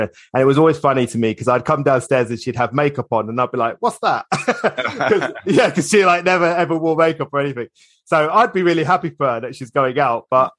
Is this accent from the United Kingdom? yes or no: yes; Islington, London, United Kingdom; born there; I was born in Islington, believe it or not.